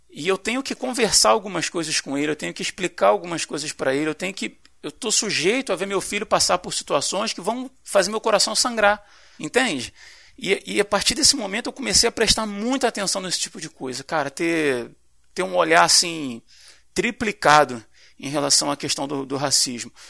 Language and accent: Portuguese; Brazil; como brasileiros